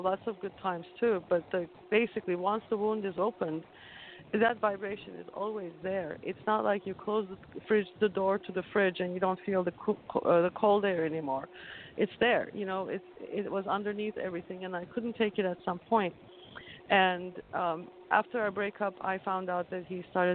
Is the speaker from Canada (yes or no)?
no; Turkey; moved away as an adult; I'm originally from Turkey, like I mentioned. I moved here when I was 24, and until then, I survived a lot in Turkey growing up